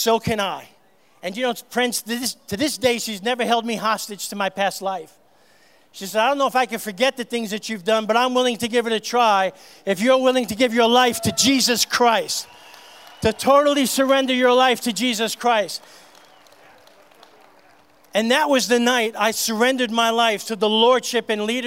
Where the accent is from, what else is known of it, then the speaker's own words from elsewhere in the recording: New York City, New York, United States; I grew up in New York City